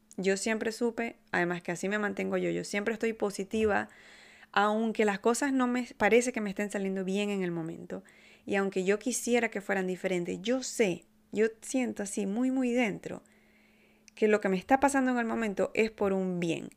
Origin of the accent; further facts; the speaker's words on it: Maracaibo, Zulia, Venezuela; now in Canada; en Maracaibo, de donde yo vengo